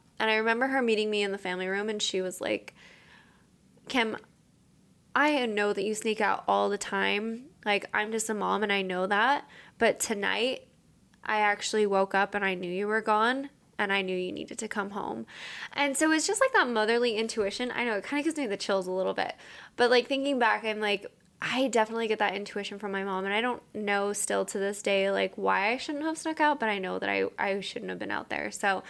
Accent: Utah, United States; So growing up in Utah in like the 80s and 90s, a lot of women didn't have to work.

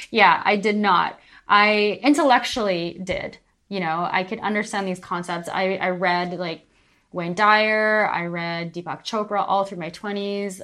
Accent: Calgary, Alberta, Canada; moved away as an adult; also born or lived in Vancouver, Canada; now in Palma de Mallorca, Spain; I am from Calgary, Alberta, Canada.

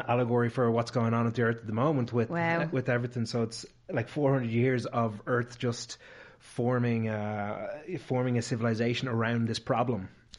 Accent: Ireland; there wasn't a lot of people of my hue growing up in Ireland at the time.

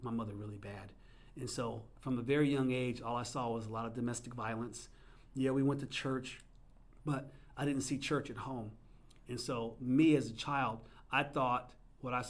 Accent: New Jersey, United States; I'm originally from New Jersey

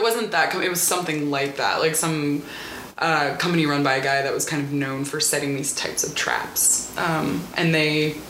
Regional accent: Mississippi, United States; Yeah, I grew up in South Mississippi. I should say that I grew up on the coast, which is a little more cosmopolitan than the rest of the state.

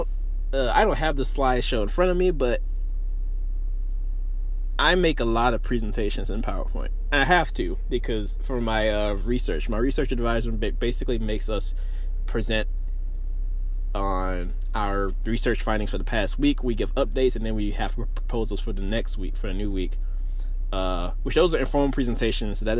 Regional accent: Greenville, Mississippi, United States; moved away as an adult; also born or lived in Boise, Idaho; now in Champaign, United States; Greenville, Mississippi, which is my hometown

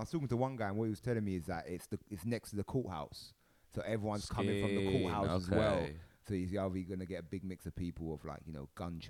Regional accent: London, United Kingdom; I grew up in London, so I understand New York more.

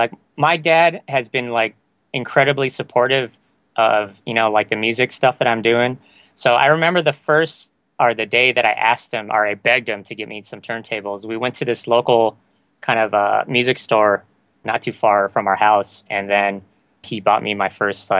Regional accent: San Diego, California, United States; Well, I grew up in like kind of the late 80s, early 90s of hip-hop.

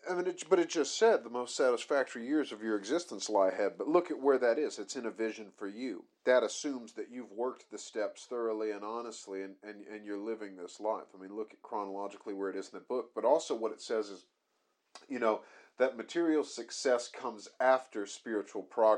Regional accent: United States; now in United Kingdom; I am American.

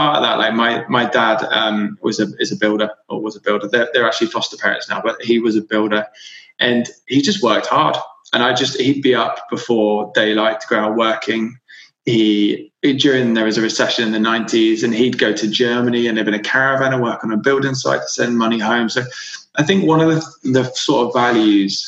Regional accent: Devon, South West England, United Kingdom; now in London, United Kingdom; Yeah, so I grew up in Devon. I grew up in a small village

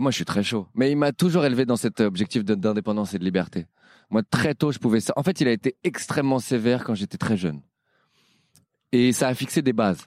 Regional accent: Paris, Île-de-France, France; je suis parisien

